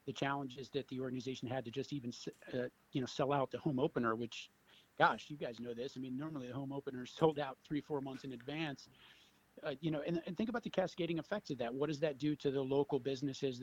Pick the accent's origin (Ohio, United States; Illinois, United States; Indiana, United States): Ohio, United States; Cleveland; I grew up in Cleveland. I had moved away for 10 years or so